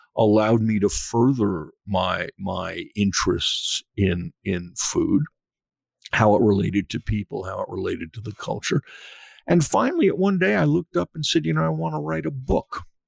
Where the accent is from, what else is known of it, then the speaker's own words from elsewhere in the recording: Western Massachusetts, United States; moved away as an adult; also born or lived in New York; I was born in New York, grew up in Western Massachusetts